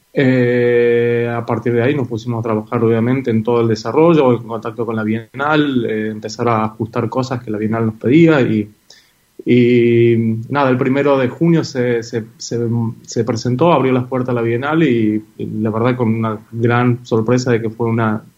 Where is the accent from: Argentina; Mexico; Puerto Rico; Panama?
Argentina; Catamarca; moved away; also born or lived in Córdoba; cuando era chico, en Catamarca se duerme mucho la siesta, obviamente por el calor eh, que hacen la siesta, y yo no la dormía